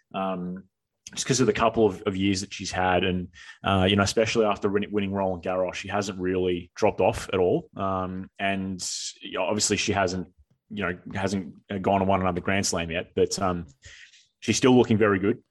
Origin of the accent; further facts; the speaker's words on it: Australia; speaking as Australian tennis people